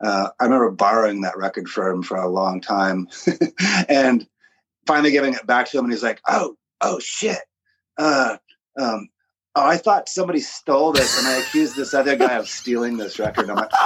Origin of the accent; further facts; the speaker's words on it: Aberdeen, Washington, United States; I was born in 1967 in Aberdeen, Washington. Woohoo. And I don't know, it was a sleepy middle of nowhere logging town. And sometime after I was born, the industry took a big dump, and then it became a big, depressing, not super great place.